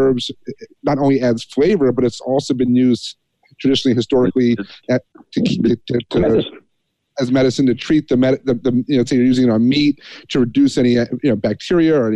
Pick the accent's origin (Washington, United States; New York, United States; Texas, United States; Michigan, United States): New York, United States; Catskills, upstate; We grew up in Catskills, upstate New York, 10 minutes or so from where Woodstock happened in 69